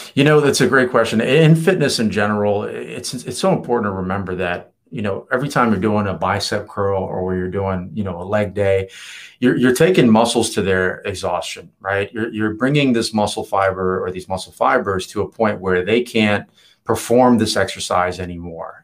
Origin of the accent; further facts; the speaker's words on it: Virginia, United States; moved away as an adult; also born or lived in Los Angeles; now in San Diego, United States; leave my hometown. I had to to get out of of Virginia